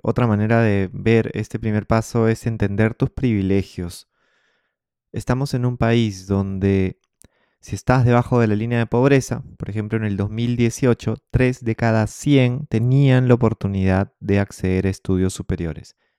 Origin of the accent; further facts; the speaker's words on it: Peru; todos somos peruanos